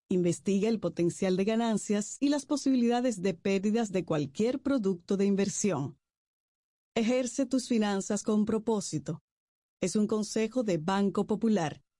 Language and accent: Spanish; Dominican Republic